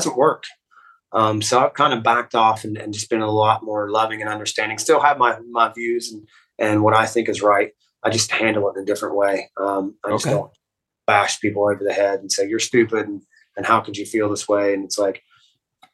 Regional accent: West Virginia, United States; now in Columbus, United States; we're from West Virginia

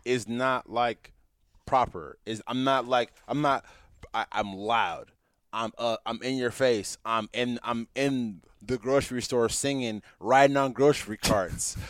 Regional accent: San Jose, California, United States; also born or lived in Hayward; I grew up in East San Jose

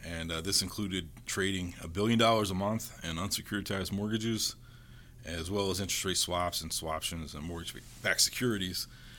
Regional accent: Fayetteville, North Carolina, United States; also born or lived in Fort Campbell, Kentucky; I grew up as an Army brat. I was born in Fort Campbell, Kentucky, and I grew up in Fort Bragg, which is Fayetteville, North Carolina.

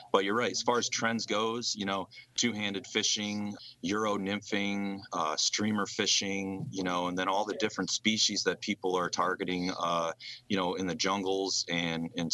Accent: Tully, New York, United States; also born or lived in Cortland, New York; I grew up about 10 minutes north in Tully, New York, on a small lake

